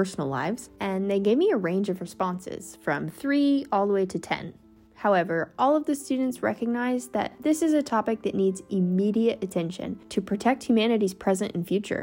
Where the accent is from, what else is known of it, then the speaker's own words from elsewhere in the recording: United States; now in Spain; As an American